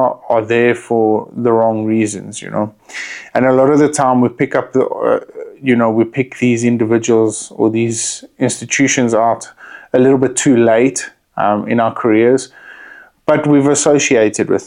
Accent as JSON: {"language": "English", "country": "South Africa", "said": "as a South African"}